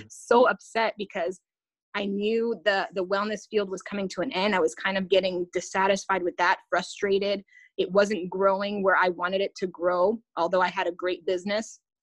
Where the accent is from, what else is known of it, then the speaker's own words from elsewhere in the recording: Canada; I'm a Canadian